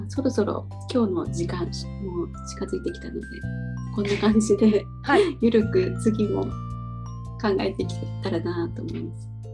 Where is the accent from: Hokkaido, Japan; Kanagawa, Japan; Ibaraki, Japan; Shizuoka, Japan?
Shizuoka, Japan; a city next to Mishima; now in Sendai, Japan; たまたま私もあの出身地の隣の市でちょうど今マンホール先生ミシ三島市っていうのをやってるんで